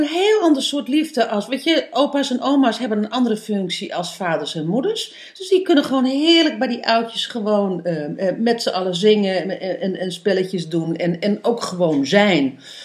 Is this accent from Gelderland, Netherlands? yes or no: no; East Groningen, Netherlands; moved away; also born or lived in Amsterdam; ik kom van origine uit Oost-Groningen.